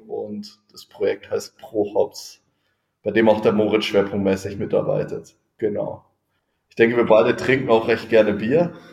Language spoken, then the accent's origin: German; Freising, Bavaria, Germany; ich bin ja, wie gesagt, in Freising aufgewachsen, habe hier gearbeitet, ähm, bin hier zur Schule gegangen, hier studiert